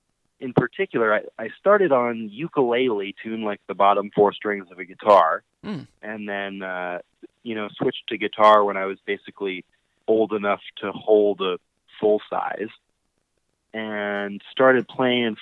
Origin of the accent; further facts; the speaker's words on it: Colorado, United States; growing up in Colorado, you know, I was lucky enough to get to go to a lot of great bluegrass festivals